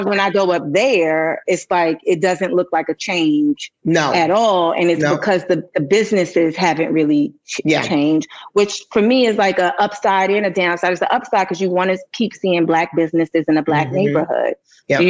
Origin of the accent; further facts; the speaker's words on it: New York City, New York, United States; I grew up in Harlem